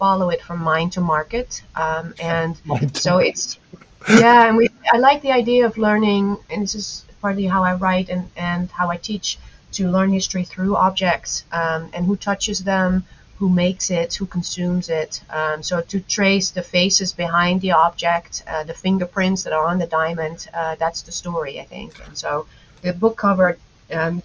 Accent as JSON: {"language": "English", "country": "Netherlands", "tie": "born or raised there", "said": "I'm a Dutch native, and so I was born and raised in the Netherlands"}